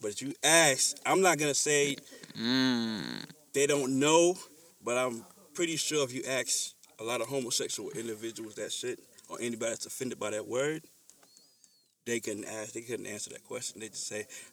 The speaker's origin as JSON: {"language": "English", "region": "the South", "country": "United States", "tie": "born or raised there", "said": "I was raised in the South"}